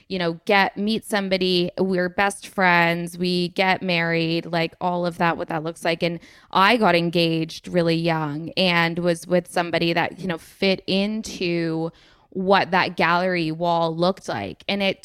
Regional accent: England, United Kingdom; also born or lived in United States; Like I served in the army and I'm from England and I lived in America and I've got all these things

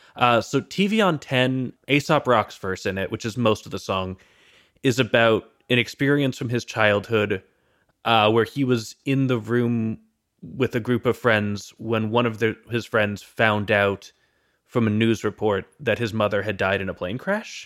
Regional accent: United States; as an American

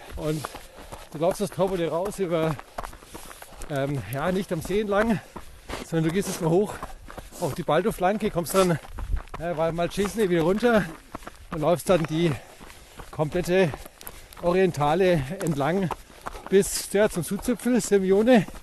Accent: Franconia, Bavaria, Germany; Bei uns in Franken

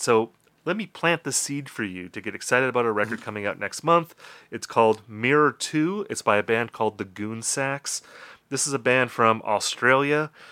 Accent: Wisconsin, United States; Justin and I come from Wisconsin. We're both raised on album-oriented rock radio

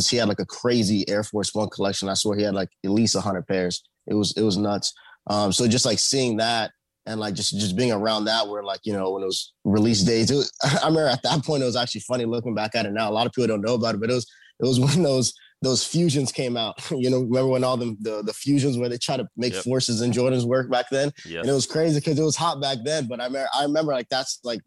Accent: Northern Virginia, United States; I'm from the Northern Virginia area, which is the suburbs of Washington, D.C.

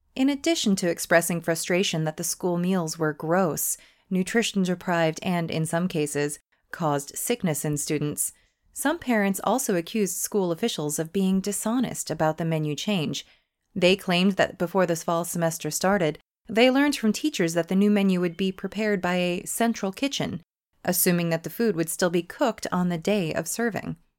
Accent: United States; moved away; I grew up in America

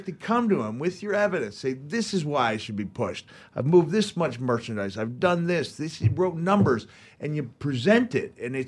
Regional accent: Memphis, Tennessee, United States; And growing up in Memphis, like you said, you would look at it, and how did you term it?

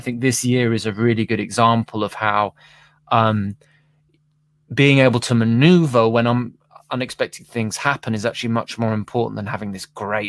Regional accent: London, United Kingdom; So I'm back to being a Londoner for the foreseeable, you know?

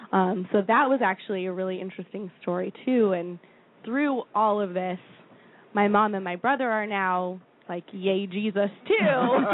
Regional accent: Florida, United States; now in Philadelphia, United States; I love Florida. I grew up in Florida. I got great treatment in Florida.

